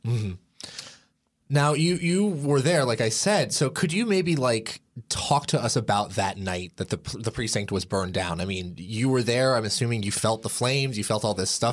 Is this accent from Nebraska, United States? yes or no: no; Portland, Oregon, United States; I am from Portland, Oregon